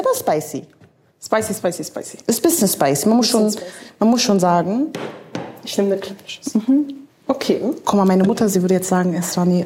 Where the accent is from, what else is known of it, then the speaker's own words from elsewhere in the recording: Germany; wir sind ja beide in Deutschland irgendwie aufgewachsen